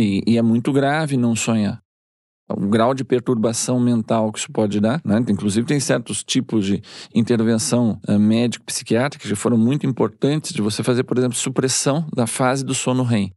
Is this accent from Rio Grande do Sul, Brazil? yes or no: yes; Rio Grande do Sul, Brazil; Eu sou gaúcho